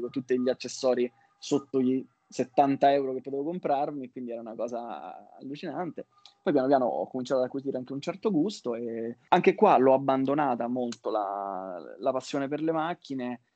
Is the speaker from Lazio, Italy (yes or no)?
yes; Rome, Lazio, Italy; io sono di Roma